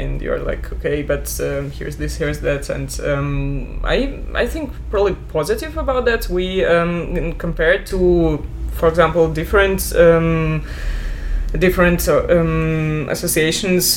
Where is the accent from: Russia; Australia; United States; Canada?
Russia; moved away as an adult; now in Düsseldorf, Germany; I was born in Russia, but since 9 years I work and live in Germany, in Düsseldorf